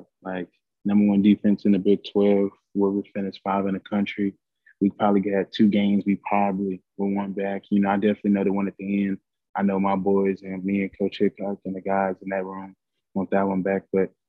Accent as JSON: {"language": "English", "region": "Minnesota", "country": "United States", "tie": "born or raised there", "also_born_or_lived": "Ames, Iowa", "said": "And I love my brothers that I grew and the friends that I grew up in Minnesota."}